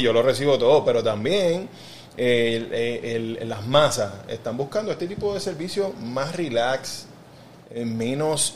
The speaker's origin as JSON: {"language": "Spanish", "town": "Carolina", "country": "Puerto Rico", "tie": "born or raised there", "said": "soy, soy de Carolina"}